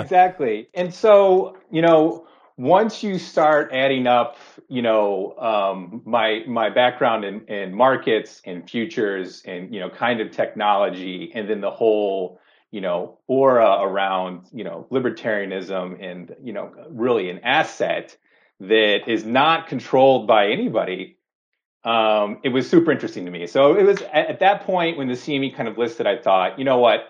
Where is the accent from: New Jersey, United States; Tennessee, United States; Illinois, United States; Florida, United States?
Illinois, United States; Chicago; moved away as an adult; now in Seattle, United States; growing up in Chicago, living in Chicago, you used to tell people you worked at the Merck or you worked on the floor.